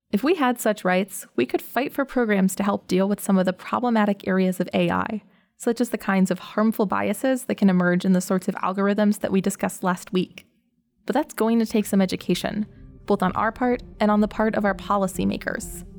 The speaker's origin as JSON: {"language": "English", "country": "United States", "tie": "born or raised there", "said": "Growing up in the American public school system"}